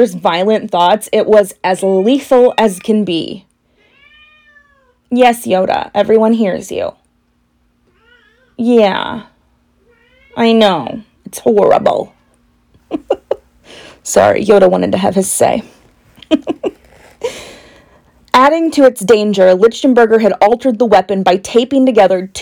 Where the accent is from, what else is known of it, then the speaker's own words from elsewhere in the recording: Indiana, United States; we are from Indiana